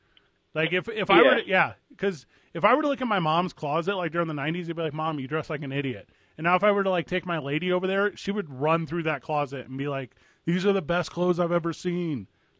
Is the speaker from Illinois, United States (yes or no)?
no; St. Louis, Missouri, United States; moved away; You boys know I grew up in St. Louis, Missouri, which is by no means an easy city.